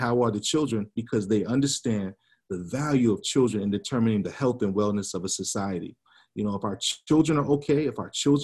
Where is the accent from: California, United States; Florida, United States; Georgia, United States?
Georgia, United States; also born or lived in Tacoma, Washington; back in my home state of Georgia